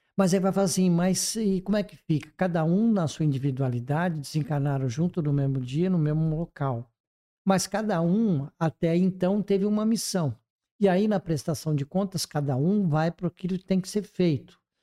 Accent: Brazil; como brasileiros

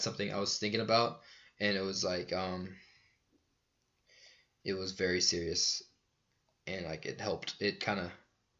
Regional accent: United States; I'm American

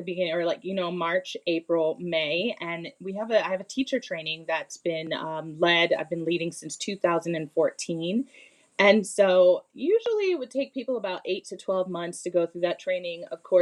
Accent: United States; also born or lived in Bermuda / Bali; I was raised in the United States

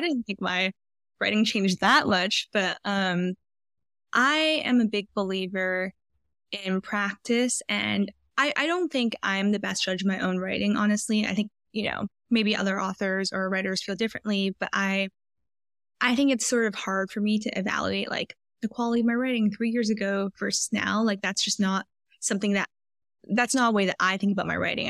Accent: Vancouver, British Columbia, Canada; moved away as an adult; also born or lived in Philadelphia / San Francisco; I grew up in Vancouver, British Columbia, went to college in Philadelphia, and then lived in San Francisco for five years after

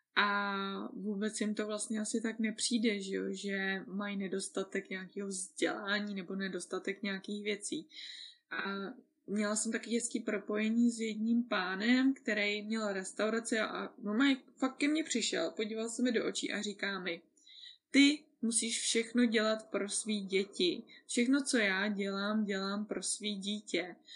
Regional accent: Czechia; já jsem Češka

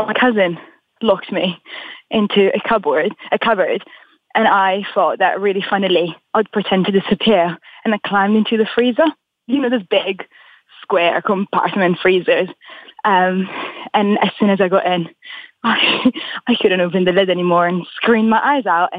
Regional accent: Italy; also born or lived in Ireland / Morocco (ancestry); now in London, United Kingdom; after growing up in Italy

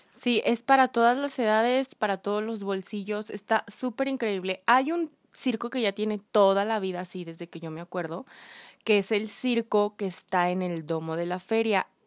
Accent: León, Guanajuato, Mexico; somos, somos de León

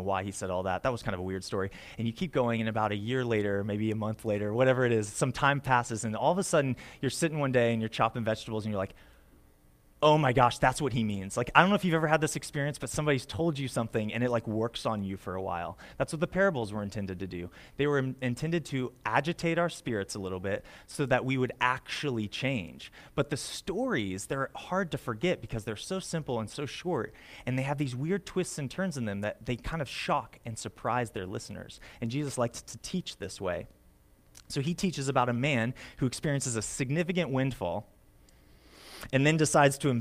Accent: United States; As an American

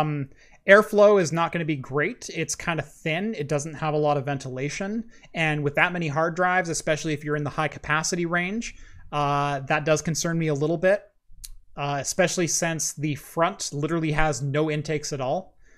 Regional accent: Oregon, United States; I'm from Oregon

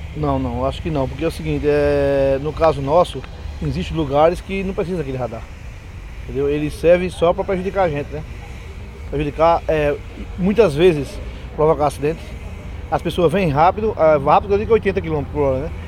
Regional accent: Recife, Pernambuco, Brazil; eu sou de Recife

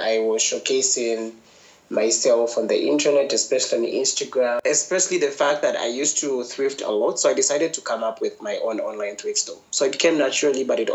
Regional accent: Lusaka, Lusaka Province, Zambia; growing up in Lusaka, there were very few people who I looked up

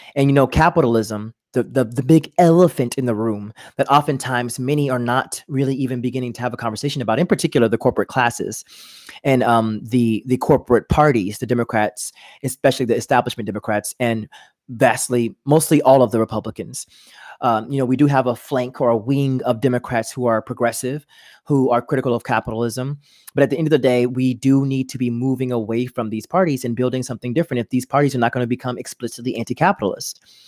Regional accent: near Beaumont, Southeast Texas, United States; moved away; if you're in the Southeast Texas, where I'm from, like, near Beaumont, Texas

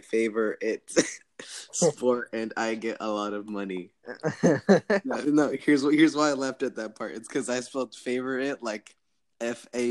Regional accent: Stuart, Florida, United States; I was born in Stuart, Florida on October 18, 2004

